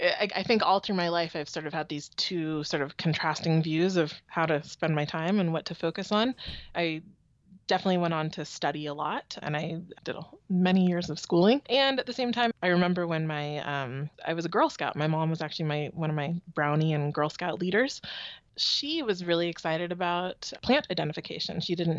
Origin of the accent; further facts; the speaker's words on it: Palo Alto, California, United States; now in Oakland, United States; I grew up in Palo Alto, California.